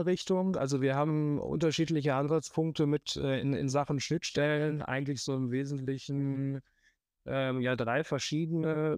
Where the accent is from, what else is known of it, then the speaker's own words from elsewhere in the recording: Münster, North Rhine-Westphalia, Germany; nach Münster, wo ich herkomme